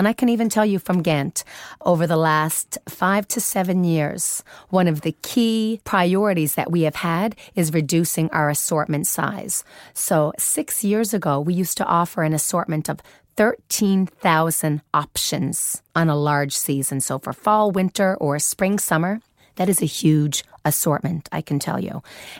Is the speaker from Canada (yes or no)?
yes; Newfoundland and Labrador, Canada; now in Sweden; I'm from Canada. Newfoundland. Very special part of Canada.